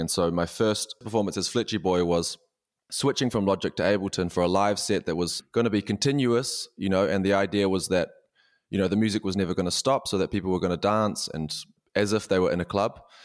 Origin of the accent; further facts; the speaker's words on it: New Zealand; moved away as an adult; now in Berlin, Germany; I'm a New Zealander